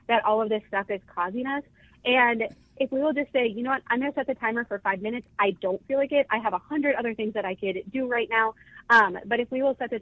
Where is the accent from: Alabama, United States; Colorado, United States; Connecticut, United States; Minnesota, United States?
Minnesota, United States; Northfield; We grew up in Northfield